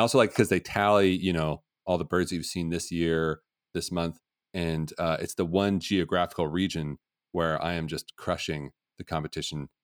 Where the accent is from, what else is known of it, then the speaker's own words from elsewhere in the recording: Portland, Oregon, United States; I grew up in Portland